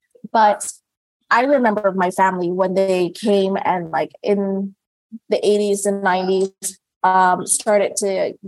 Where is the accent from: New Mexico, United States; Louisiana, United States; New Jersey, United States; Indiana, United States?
Louisiana, United States; New Orleans; in my community where I grew up in New Orleans East, most of the Vietnamese people came through the Catholic Church.